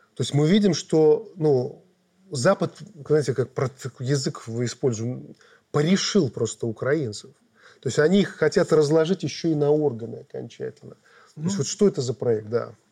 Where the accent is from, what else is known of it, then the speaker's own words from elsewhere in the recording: Belarus; мы белорусы мирные люди